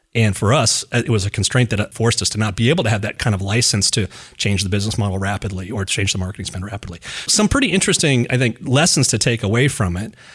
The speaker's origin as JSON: {"language": "English", "town": "Reno", "region": "Nevada", "country": "United States", "tie": "born or raised there", "said": "I grew up in Reno, and Reno's a gambling town."}